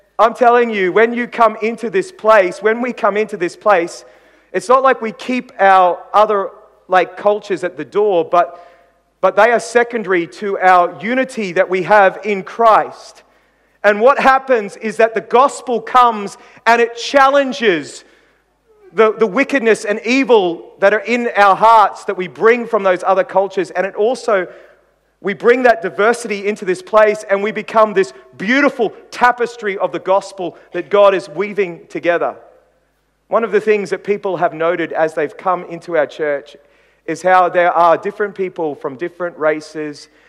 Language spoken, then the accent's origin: English; Queensland, Australia; I come from Queensland, for goodness sake. We Queenslanders are probably the most patriotic people in Australia. I remember growing up as a young kid in Queensland